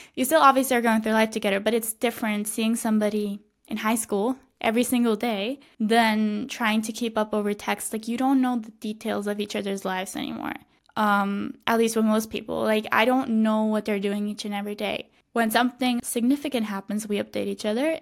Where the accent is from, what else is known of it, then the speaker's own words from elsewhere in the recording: Switzerland; moved away as an adult; now in Madrid, Spain; I, I grew up in, in my hometown. I spent my entire life here